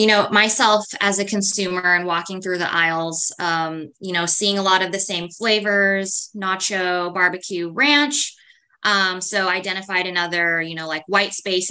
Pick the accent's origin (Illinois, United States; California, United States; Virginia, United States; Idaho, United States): California, United States; Los Angeles; I'm first generation Asian American, born and raised in Los Angeles.